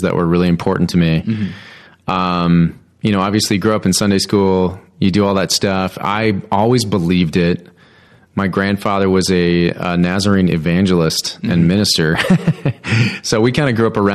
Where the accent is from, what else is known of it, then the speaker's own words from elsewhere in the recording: Littleton, Colorado, United States; also born or lived in Great Barrington, Massachusetts; we kind of landed in Littleton for a long time, like 9 years, formative years, important years, high school years